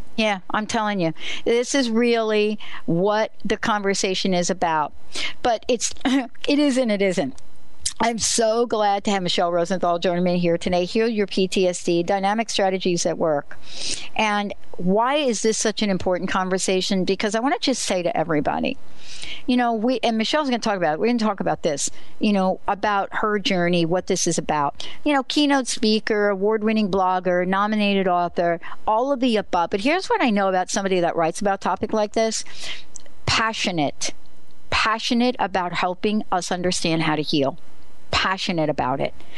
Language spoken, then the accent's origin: English; New Jersey, United States; I'm from New Jersey